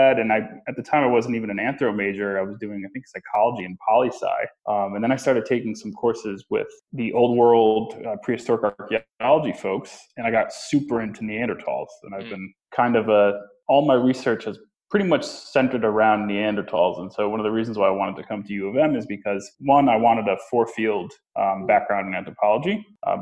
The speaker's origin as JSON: {"language": "English", "area": "New Haven County", "region": "Connecticut", "country": "United States", "tie": "born or raised there", "also_born_or_lived": "Durham, United Kingdom", "moved": "as an adult", "lives_now": "Ann Arbor, United States", "said": "I'm from Connecticut, born and raised in New Haven County in Connecticut"}